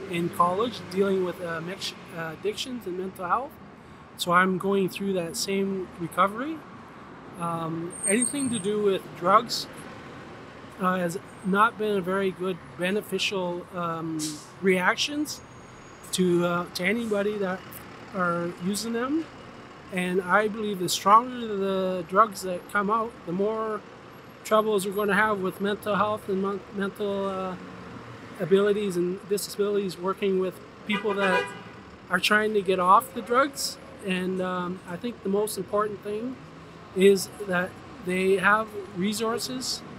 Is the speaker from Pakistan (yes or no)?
no; Norway; Uh, well, I'm from Norway, so it's difficult to say.